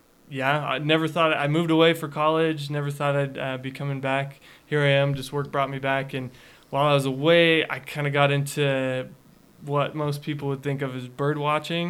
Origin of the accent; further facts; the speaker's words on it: Sugar City, Idaho, United States; I grew up in Sugar with these guys